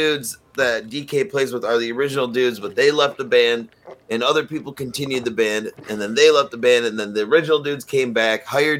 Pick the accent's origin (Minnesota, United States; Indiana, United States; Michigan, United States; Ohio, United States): Michigan, United States; Detroit; my mom's in Detroit. And most of my family is in Detroit. Are you? You know, I have roots in Detroit. I'm from Detroit.